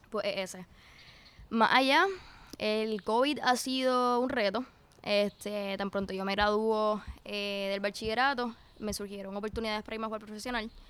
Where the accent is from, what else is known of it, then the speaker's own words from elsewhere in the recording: Puerto Rico; por lo menos yo soy bien bien puertorriqueña